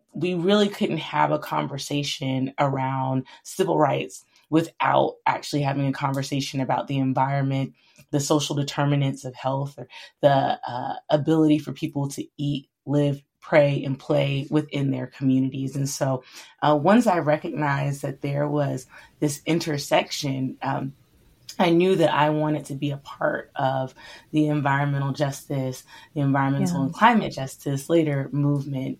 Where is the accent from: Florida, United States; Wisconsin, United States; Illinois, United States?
Florida, United States; central; I grew up in the South originally in Florida, in a more rural community in the central part of Florida.